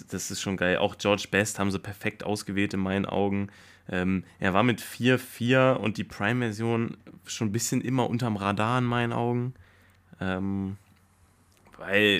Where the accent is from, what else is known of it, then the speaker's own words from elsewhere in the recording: Germany; als Deutscher